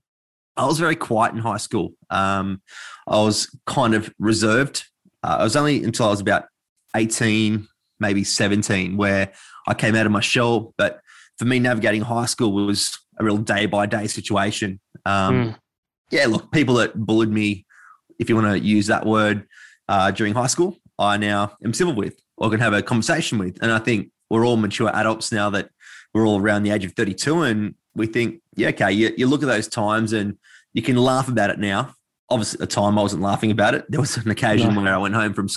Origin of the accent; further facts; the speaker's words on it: Sydney, New South Wales, Australia; I grew up in the Sutherland Shire in Sydney.